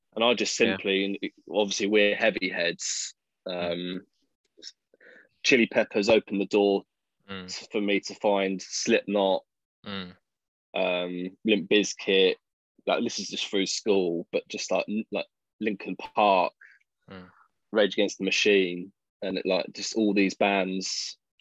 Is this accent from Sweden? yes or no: no; Chelmsford, East of England, United Kingdom; moved away; i was born in Chelmsford, Essex.